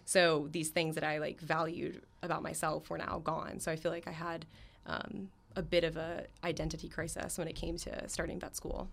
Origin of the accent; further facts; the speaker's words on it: Florida, United States; I'm from Florida, so it's my in-state school